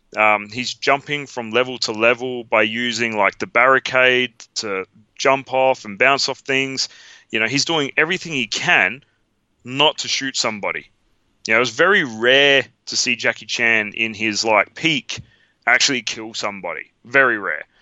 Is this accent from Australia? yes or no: yes; Australia; we're from Australia